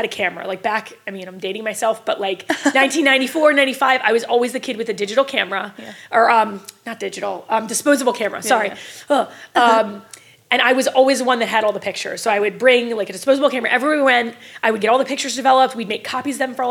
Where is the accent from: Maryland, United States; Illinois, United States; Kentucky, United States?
Maryland, United States; Bel Air; I'm from Bel Air, Maryland, actually. So I live maybe 15 minutes from where I grew up.